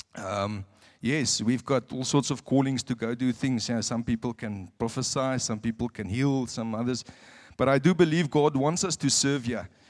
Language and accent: English; South Africa; moved away as an adult; now in Windhoek, Namibia; I'm a South African